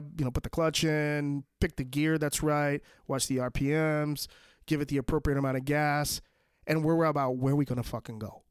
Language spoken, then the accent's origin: English; New York, United States; my hometown, um, of New York